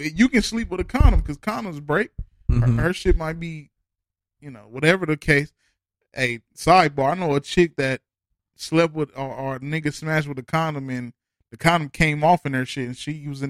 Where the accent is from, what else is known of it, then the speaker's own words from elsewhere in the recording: Los Angeles, California, United States; Just say L.A. I'm from South Central.